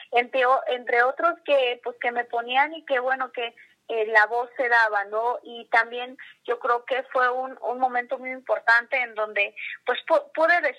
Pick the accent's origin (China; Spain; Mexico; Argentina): Mexico; Tlahuitoltepec, Oaxaca; moved away; de mis maestros que también pues hacen música allá en, en mi pueblo que, como dicen, consideran a Tlahuitoltepec como tierra de músicos.